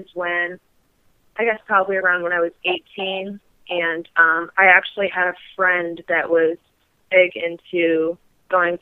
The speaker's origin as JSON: {"language": "English", "region": "Michigan", "country": "United States", "tie": "born or raised there", "said": "my hometown in Michigan"}